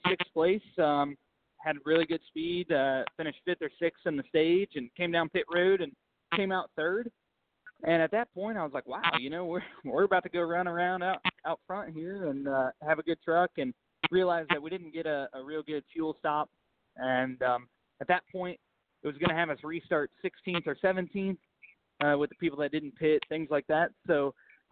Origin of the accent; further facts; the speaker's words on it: United States; It's my hometown